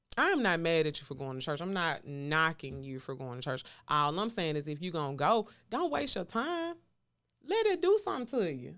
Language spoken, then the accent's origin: English; the South, United States; I'm from the South